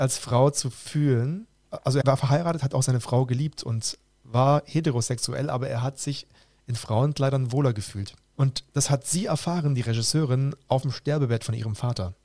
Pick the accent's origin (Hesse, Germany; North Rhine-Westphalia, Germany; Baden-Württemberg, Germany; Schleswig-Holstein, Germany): Baden-Württemberg, Germany; Roland Emmerich's hometown; aus meiner Heimatstadt